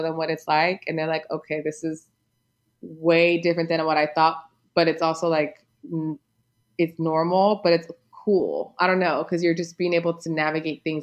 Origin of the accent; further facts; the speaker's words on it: United States; moved away; me as an American